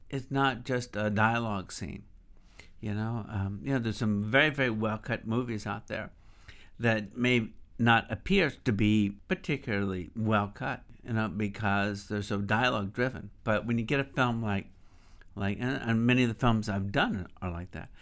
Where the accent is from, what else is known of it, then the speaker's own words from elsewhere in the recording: Montgomery, Alabama, United States; I grew up in the South. You know, I'm from Montgomery